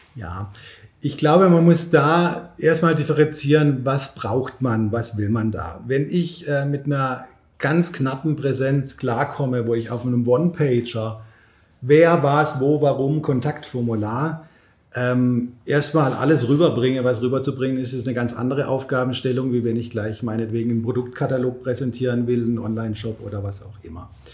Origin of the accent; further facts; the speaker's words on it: Pforzheim, Baden-Württemberg, Germany; moved away as an adult; now in Berlin, Germany; hier mal wieder in Pforzheim zu sein. Ich komme ja hier aus der Region